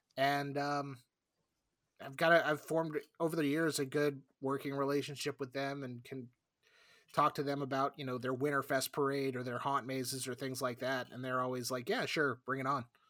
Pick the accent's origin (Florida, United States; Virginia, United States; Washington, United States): Florida, United States; South; I grew up in South Florida